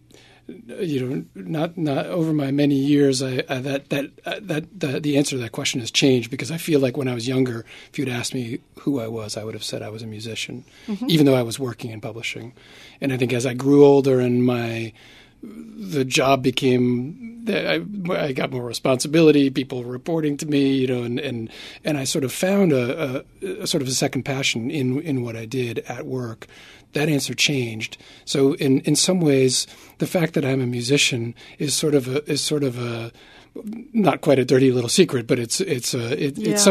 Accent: New York City, New York, United States; grew up in New York City

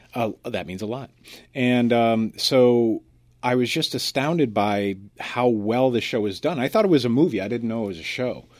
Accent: United States; as an American

